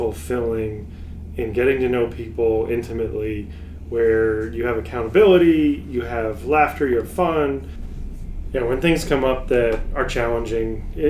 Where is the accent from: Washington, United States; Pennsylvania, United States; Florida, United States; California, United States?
Pennsylvania, United States; moved away as an adult; now in Texas, United States; here with my wife, …. See, we're originally from Pennsylvania, but we've been in Texas for 15 years now. Consider ourselves honorary Texans, though probably not saying fixin' two or some of the local stuff.